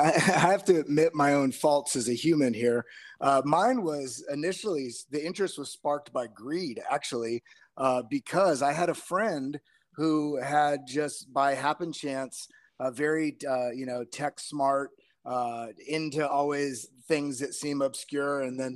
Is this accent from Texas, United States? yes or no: yes; Texas, United States; now in New York, United States; I'm originally from Texas. I've been living up here in New York for quite a while